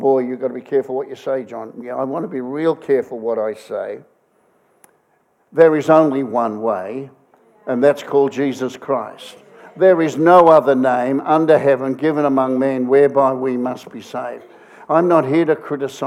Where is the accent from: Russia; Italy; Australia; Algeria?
Australia; I come from Australia.